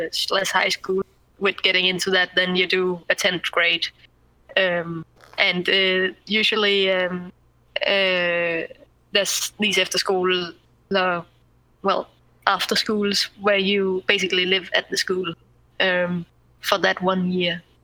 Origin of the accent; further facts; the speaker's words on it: Zealand, Denmark; English is a second language; also born or lived in Viborg, Jutland / Langeland; I come from Sealand, and I'm there currently